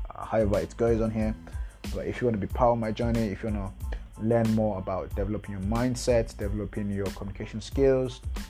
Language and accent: English; Nigeria; I'm a Nigerian. I live in Lagos right now, Lagos, Nigeria